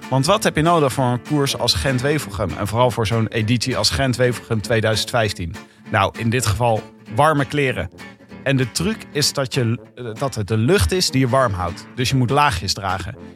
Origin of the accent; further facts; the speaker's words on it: Leiden, South Holland, Netherlands; Ik kom uit Leiden.